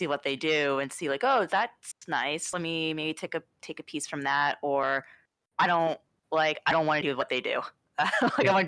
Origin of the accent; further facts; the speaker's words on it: Midwest, United States; I grew up in the Midwest